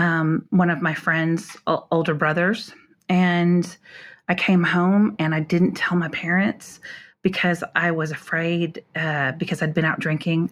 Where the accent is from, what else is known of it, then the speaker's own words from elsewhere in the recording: North Dakota, United States; also born or lived in Minnesota; now in Houston, United States; moved to North Dakota to a small rural farming town in the seventies